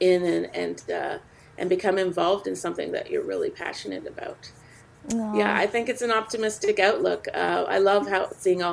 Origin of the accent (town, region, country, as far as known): Canada; born or raised there